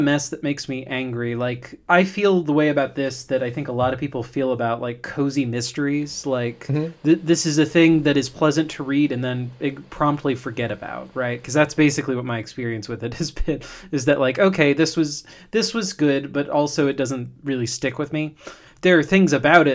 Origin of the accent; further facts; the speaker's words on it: Hillsborough, Florida, United States; I'm from Hillsboro, Florida